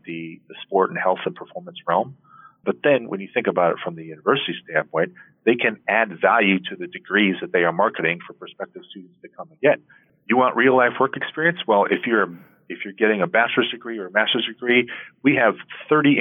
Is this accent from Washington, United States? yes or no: no; Portland, Oregon, United States; I'm from Portland, Oregon